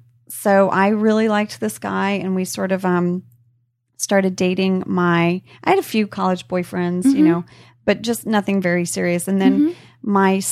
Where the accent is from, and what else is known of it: Indonesia; born or raised there